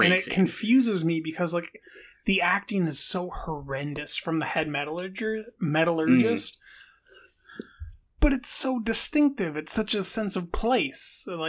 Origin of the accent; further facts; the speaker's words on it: Bronx, New York, United States; I'm from the Bronx, New York, you know.